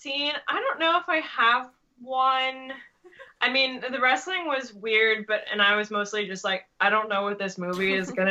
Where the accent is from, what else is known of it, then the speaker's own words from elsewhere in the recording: United States; accent: American; also born or lived in Belgium; my American accent